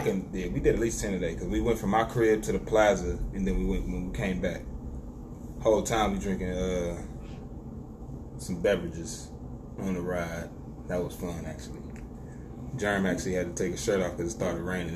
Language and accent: English; Detroit, Michigan, United States; I'm from Detroit